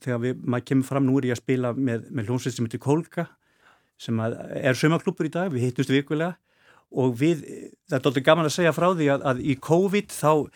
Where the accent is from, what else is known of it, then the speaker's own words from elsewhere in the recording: Reykjavík, Capital Region, Iceland; Ég er uppalinn, fættur uppalinn í árbænum